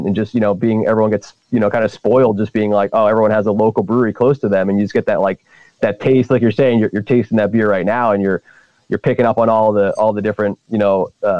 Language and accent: English; Hellertown, Pennsylvania, United States; I grew up in Hellertown, which is like the smallest town in the world